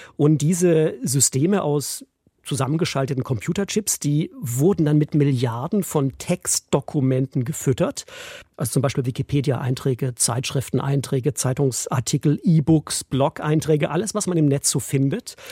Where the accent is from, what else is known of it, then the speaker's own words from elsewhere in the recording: Esslingen, Baden-Württemberg, Germany; also born or lived in Stuttgart / Freiburg / Brighton; ich bin in Esslingen geboren, bei Stuttgart